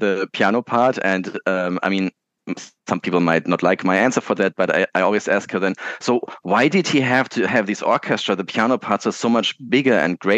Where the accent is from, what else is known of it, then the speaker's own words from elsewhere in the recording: Munich, Bavaria, Germany; where I was born in Munich, and there was close by, the terminals, and you could still hear the aircrafts sometimes going.